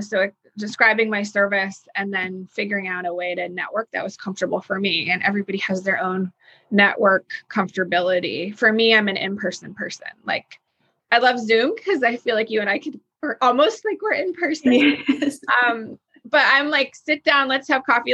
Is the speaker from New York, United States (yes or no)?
yes; New York, United States; also born or lived in Texas; now in Nashville, United States; being a New Yorker from New York